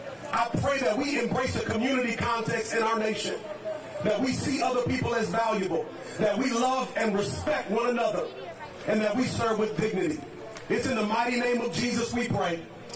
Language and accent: English; Kenosha, Wisconsin, United States; We are residents here of Kenosha. We're from Kenosha, raised in Kenosha. Our families are here.